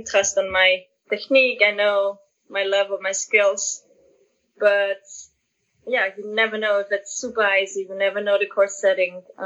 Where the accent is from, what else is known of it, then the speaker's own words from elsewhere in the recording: Austria; I'm from Austria.